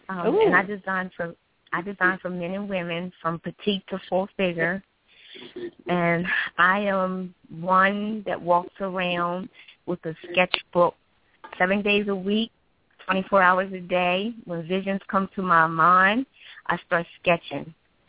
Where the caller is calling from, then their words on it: Wilmington, Delaware, United States; Wilmington, Delaware.